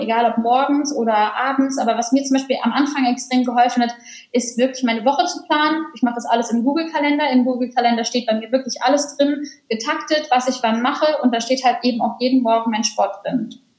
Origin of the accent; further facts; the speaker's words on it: Cologne, North Rhine-Westphalia, Germany; moved away as an adult; Ich bin auch beispielsweise aus Köln dann gezogen, habe meine Heimatstadt verlassen